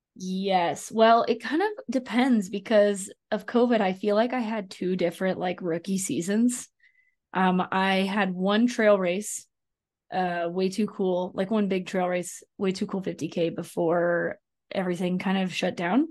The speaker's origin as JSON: {"language": "English", "region": "Arkansas", "country": "United States", "tie": "born or raised there", "moved": "yes", "said": "I grew up in Arkansas"}